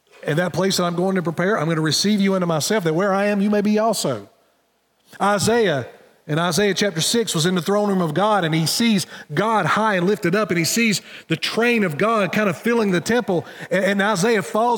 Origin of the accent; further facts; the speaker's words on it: Wilkesboro, North Carolina, United States; in my hometown, we have Tyson Foods, which is right downtown. So if you're driving through Wilkesboro